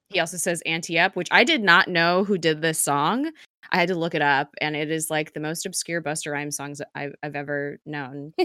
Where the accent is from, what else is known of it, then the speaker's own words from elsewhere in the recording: United States; us as American citizens